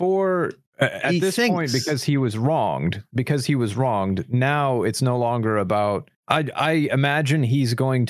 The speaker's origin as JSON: {"language": "English", "region": "Midwest", "country": "United States"}